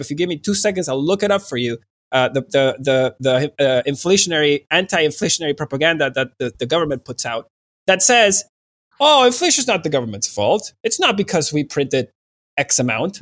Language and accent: English; Venezuela; moved away; in Venezuela